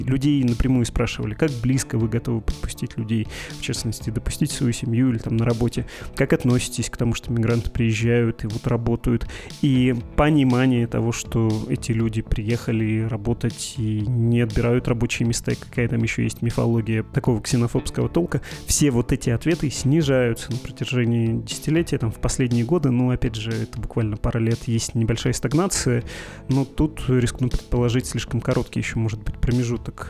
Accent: Perm, Perm Krai, Russia; accent: Ural; я пермяк, я с детства такую речь слышу

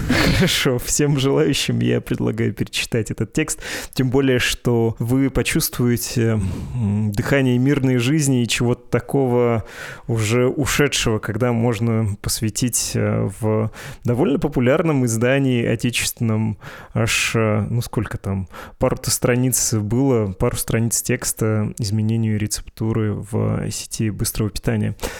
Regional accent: Perm, Perm Krai, Russia; moved away; я из Перми, большую часть жизни там прожил

